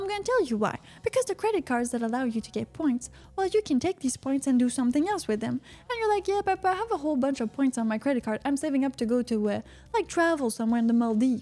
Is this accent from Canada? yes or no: yes; Canada; I'm from Canada.